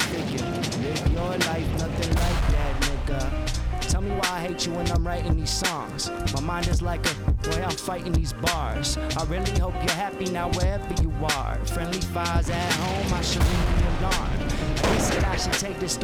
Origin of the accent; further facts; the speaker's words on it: St. Louis, Missouri, United States; moved away as an adult; also born or lived in Long Beach, California / New York; I grew up in St. Louis